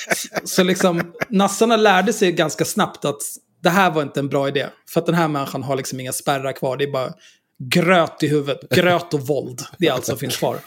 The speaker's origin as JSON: {"language": "Swedish", "town": "Stockholm", "region": "Stockholm County", "country": "Sweden", "tie": "born or raised there", "said": "Hornstull och Zinkensdamm där jag växte upp också"}